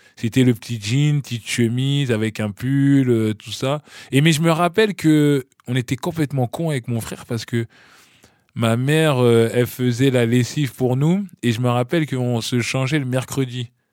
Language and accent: French; Ifs, Normandy, France; moved away; also born or lived in Bondy, France / Paris, France; je suis né à Bondy, à l'hôpital Jean Verdier. Et puis, euh, très petit, mes, parents sont partis à Caen, dans un village qui s'appelle If. Donc, j'ai emménagé avec eux à If et tout. Et donc, j'ai vécu mon enfance en Normandie